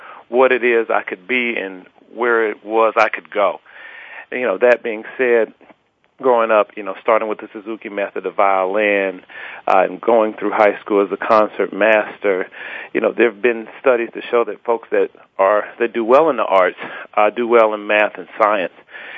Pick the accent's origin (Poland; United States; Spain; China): United States; Atlanta, Georgia; Well, yeah, I'm a true Southern gent, and I'm blessed to say that I grew up with, you know, a fantastic mother and father in the home who reared me